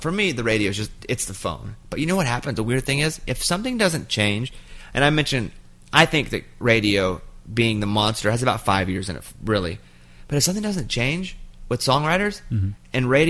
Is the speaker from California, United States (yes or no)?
no; Arkansas, United States; moved away; I grew up in Arkansas, which is heavily red.